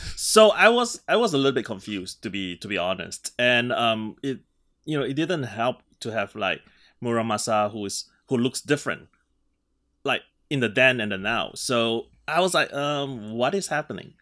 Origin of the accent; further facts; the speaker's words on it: Singapore; moved away; I grew up in Singapore